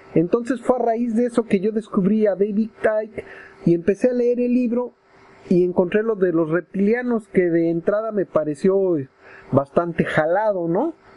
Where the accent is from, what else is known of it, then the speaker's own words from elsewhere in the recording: Mexico City, Mexico; mi pueblo Tlatelolco está construido sobre una zona arqueológica riquísima